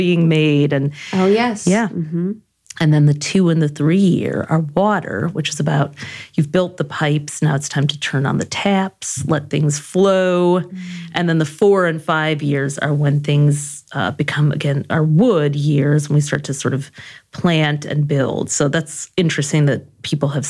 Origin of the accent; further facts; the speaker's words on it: Detroit, Michigan, United States; this was like in Detroit, like not where it was academics were prized